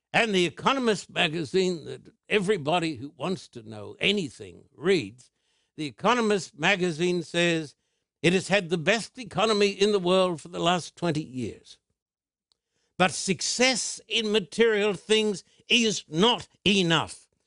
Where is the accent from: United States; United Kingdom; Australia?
Australia; I was brought up in Australia